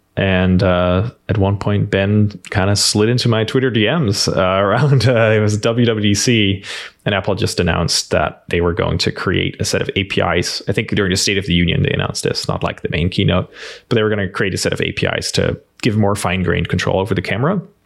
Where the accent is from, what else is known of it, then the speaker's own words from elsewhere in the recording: Netherlands; accent: Dutch; English is a second language; moved away as an adult; now in United States; I grew up in a small rural town in the Netherlands